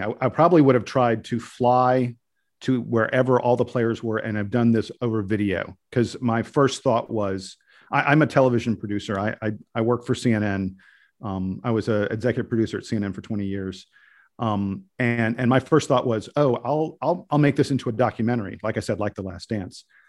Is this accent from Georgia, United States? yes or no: yes; Atlanta, Georgia, United States; moved away as an adult; also born or lived in Durham (family); I was from Atlanta